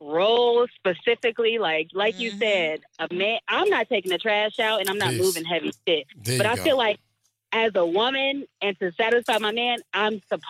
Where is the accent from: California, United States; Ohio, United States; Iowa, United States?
Ohio, United States; Cincinnati; I'm from Cincinnati.